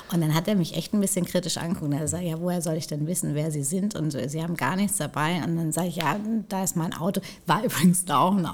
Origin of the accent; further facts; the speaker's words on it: Hamburg, Germany; Klar, also wir kommen ja beide aus Hamburg und so weiter.